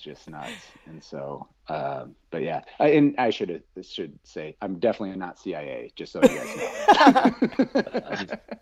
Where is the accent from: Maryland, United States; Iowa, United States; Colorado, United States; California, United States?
Iowa, United States; Sioux City; moved away; also born or lived in Minneapolis; I'm just this little punk from Sioux City, Iowa